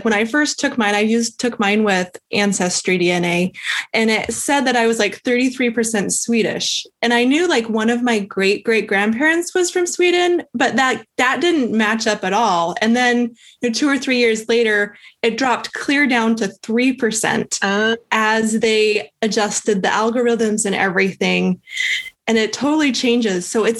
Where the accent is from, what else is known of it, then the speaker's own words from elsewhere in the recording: Calgary, Alberta, Canada; born there; I was born in Calgary.